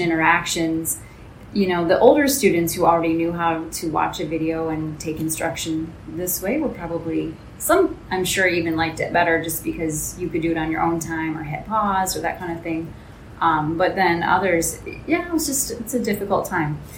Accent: Michigan, United States; moved away as an adult; I'm from the States, so for me it was in Michigan.

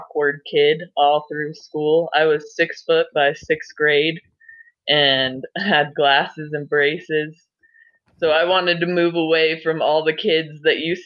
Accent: Durango, Colorado, United States; also born or lived in Denver, Colorado; now in Granby, United States; I was born in Denver, and there was a lot of crime around where my parents lived, so they decided to move us to Durango. And that's a very, like, Western touristy town with river next to all of my schools.

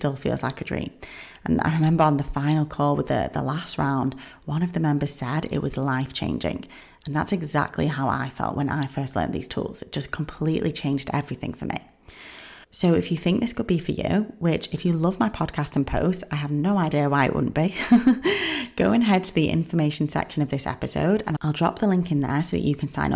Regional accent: England, United Kingdom; I'm from England

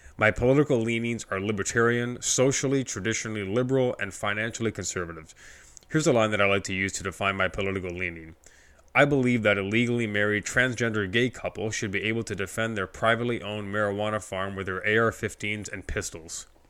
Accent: Scarborough, Ontario, Canada; I was born in Scarborough, Ontario, Canada

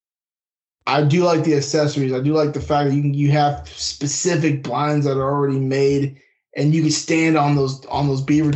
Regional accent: West Coast, United States; moved away as an adult; also born or lived in North Carolina; I grew up in the West Coast, got stationed out there and Bragg for a while, kind of North Carolina.

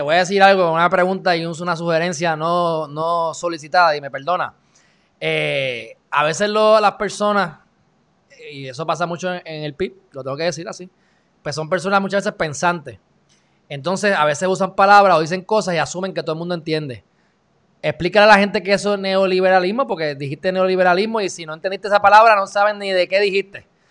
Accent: Puerto Rico; soy puertorriqueño

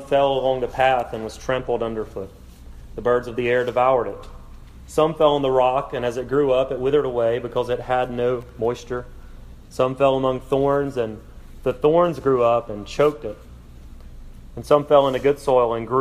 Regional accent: South Alabama, United States; I'm from South Alabama

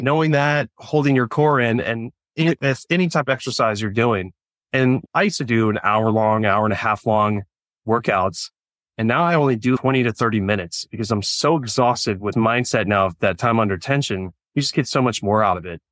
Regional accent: California, United States; also born or lived in Orange County, California / Huntington Beach, California; But I grew up in California, ended up in, uh, Orange County, California

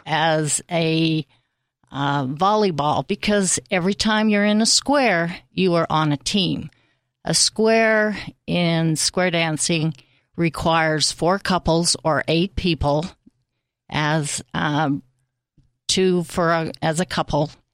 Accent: Salt Lake City, Utah, United States; Salt Lake.

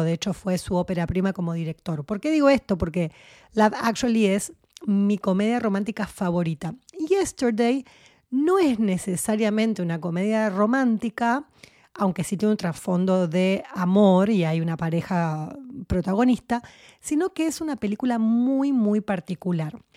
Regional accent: Argentina; era muy chiquitita cuando se vivió la dictadura en mi país, en Argentina

